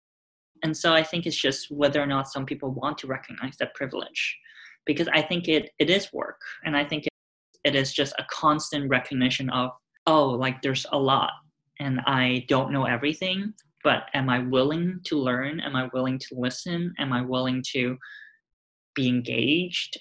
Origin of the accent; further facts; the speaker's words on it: Hong Kong; moved away as an adult; now in United States; Growing up in Hong Kong, it felt like I lived also relatively sheltered in a way